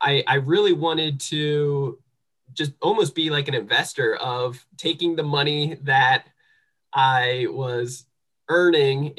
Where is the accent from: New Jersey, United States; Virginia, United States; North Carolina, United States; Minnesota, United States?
New Jersey, United States; moved away; also born or lived in San Diego; I'm from New Jersey